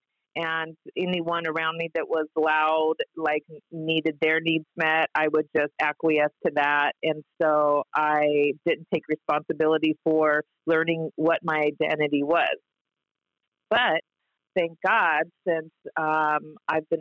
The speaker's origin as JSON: {"language": "English", "area": "Orange County", "region": "California", "country": "United States", "tie": "born or raised there", "said": "I grew up in Orange County, I had a house in Laguna Niguel"}